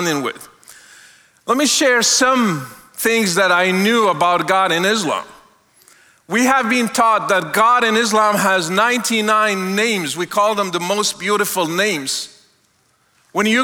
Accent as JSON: {"language": "English", "country": "Morocco", "tie": "born or raised there", "moved": "yes", "said": "I was born and raised in Morocco"}